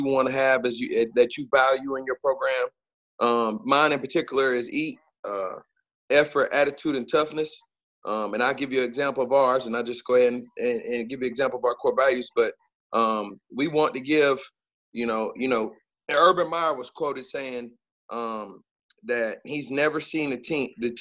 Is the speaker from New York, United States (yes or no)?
no; Fayetteville, North Carolina, United States; moved away as an adult; now in Clinton, United States; I'm from Fayetteville. My father is a military man, so obviously Fort Bragg. Played for Coach Richard Bailey at Jack Britt High School